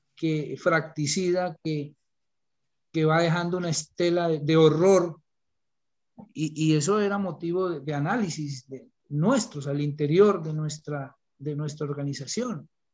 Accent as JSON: {"language": "Spanish", "country": "Colombia", "said": "como profesor de, de vereda, como decimos acá nosotros"}